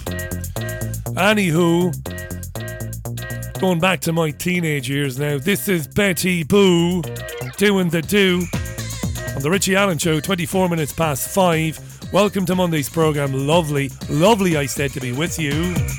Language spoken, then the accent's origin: English; Ireland; as an Irish person, as a kid